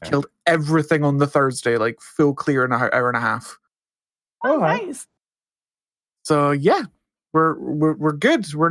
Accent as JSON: {"language": "English", "region": "Texas", "country": "United States", "said": "So I'm from Texas, son. That's how we live other humans."}